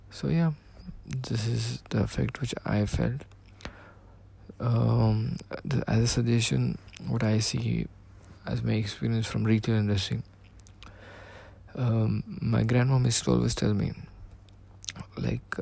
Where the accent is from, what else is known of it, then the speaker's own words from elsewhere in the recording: Dubai, United Arab Emirates; I'm from Dubai.